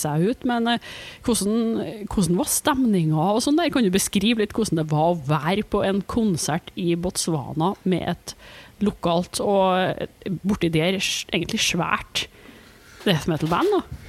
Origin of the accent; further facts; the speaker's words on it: Trondheim, Trøndelag, Norway; accent: broad Trøndelag; moved away; Og jeg er fra Trondheim og har flytta fra Trondheim.